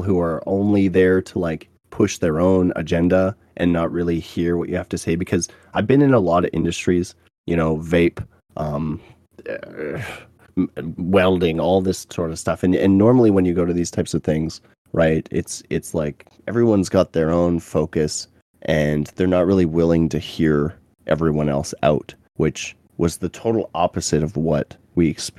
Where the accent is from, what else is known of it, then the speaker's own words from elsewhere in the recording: Canada; I was from Canada